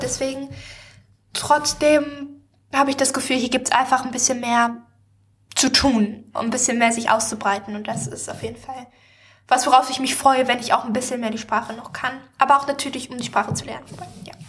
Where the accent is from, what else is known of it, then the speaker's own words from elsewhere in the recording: Germany; now in Stavanger, Norway; ich bin ja nicht in der Stadt aufgewachsen, aber ich war natürlich in Wiesbaden oder auch mal in Frankfurt